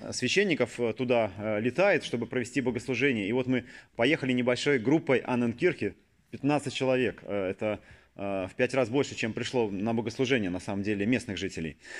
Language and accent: Russian; Saint Petersburg, Russia; born or raised there